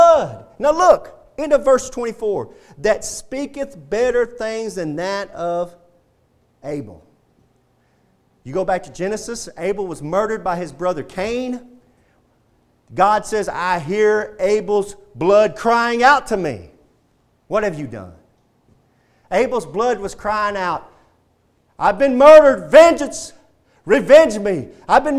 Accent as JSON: {"language": "English", "region": "Texas", "country": "United States", "said": "I'm proud to be a Texan"}